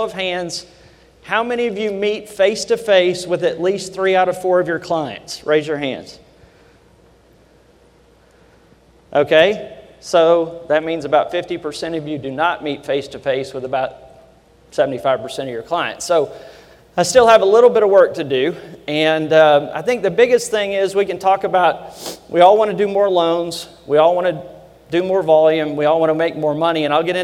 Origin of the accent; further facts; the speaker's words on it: Kentucky, United States; accent: Kentucky; my normal Kentucky accent